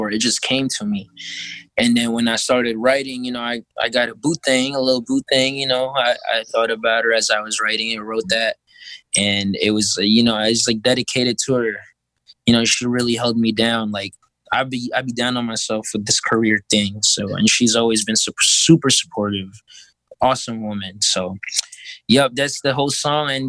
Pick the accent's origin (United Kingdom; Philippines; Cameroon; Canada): Philippines; I'm five five, bro. I'm Filipino.